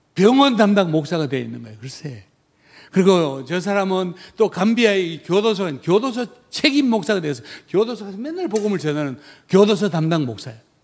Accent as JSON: {"language": "Korean", "country": "South Korea", "moved": "as an adult", "said": "나 한국 사람이야"}